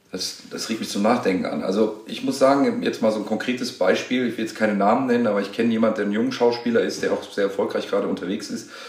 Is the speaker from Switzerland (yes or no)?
no; Tunisia; Aber er ist Marokkaner und ich bin Tunesier.